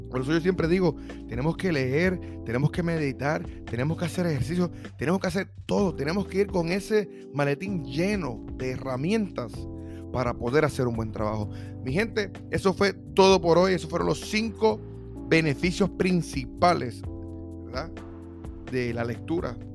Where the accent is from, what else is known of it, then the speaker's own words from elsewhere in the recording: Puerto Rico; now in United States; cuando me mudé de Puerto Rico para los Estados Unidos